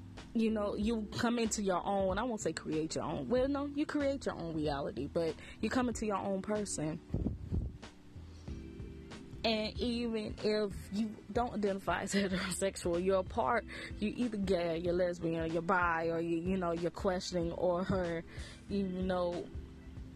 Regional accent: the Bible Belt, United States; I grew up in the Bible Belt, heavy of the Bible Belt

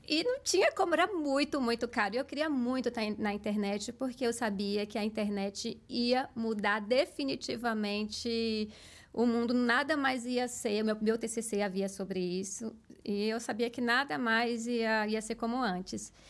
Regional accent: Barreiras, Bahia, Brazil; moved away as an adult; also born or lived in Salvador; now in São Paulo, Brazil; eu sou do interior do interior da Bahia, de uma cidade é, muito forte no agronegócio, chamada Barreiras Bahia

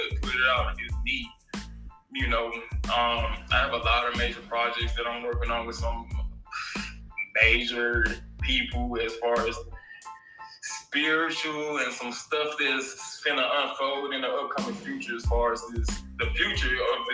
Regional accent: Jackson, Mississippi, United States; moved away as an adult; now in Tampa, United States; I'm a man from Jackson, Mississippi. You know, I was rooted there.

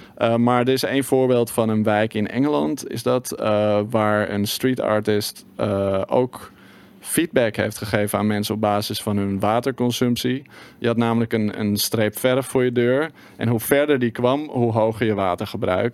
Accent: Netherlands

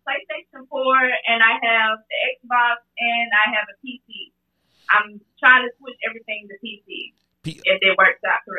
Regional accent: Bessemer, Alabama, United States; I am from Bessemer, Alabama, the 205, the 35020.

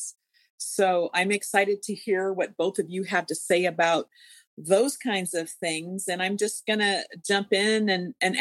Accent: Calabasas, California, United States; I grew up in Calabasas.

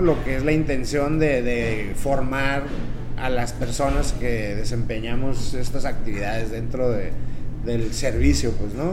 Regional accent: Tijuana, Baja California, Mexico; nací aquí en Tijuana

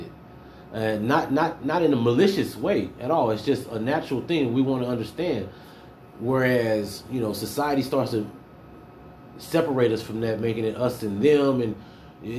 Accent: Houston, Texas, United States; I was born in Houston, H-Town

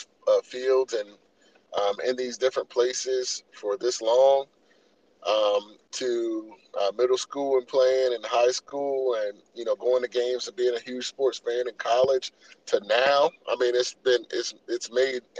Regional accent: Salisbury, Maryland, United States; I'm from Salisbury.

